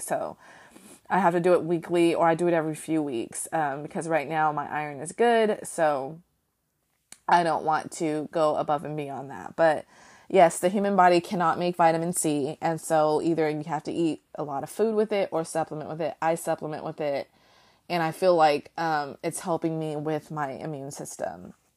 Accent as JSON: {"language": "English", "country": "United States", "said": "I can only speak as an American"}